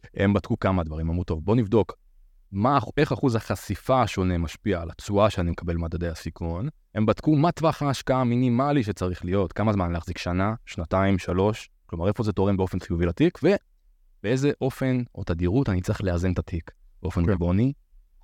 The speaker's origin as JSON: {"language": "Hebrew", "town": "Beersheba", "region": "Southern District", "country": "Israel", "moved": "yes", "lives_now": "Tel Aviv, Israel", "said": "אני בן 30, מתל אביב, במקור אני באר שבעי"}